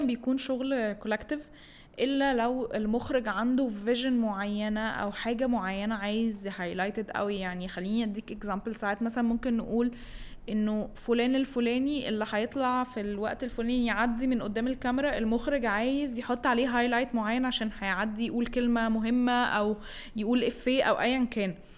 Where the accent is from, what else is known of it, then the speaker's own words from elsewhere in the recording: Egypt; احنا عندنا في مصر